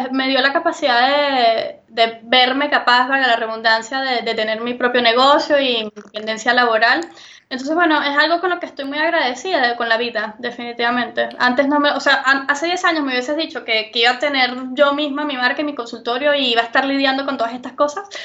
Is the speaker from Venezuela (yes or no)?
yes; Venezuela; moved away; tal vez para mí, que vengo de Venezuela, la comida y la medicina es una necesidad básica porque la llegué a no tener.